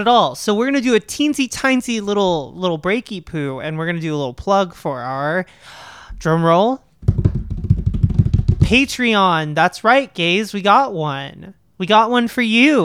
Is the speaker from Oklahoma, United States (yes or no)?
yes; Oklahoma, United States; I am from Oklahoma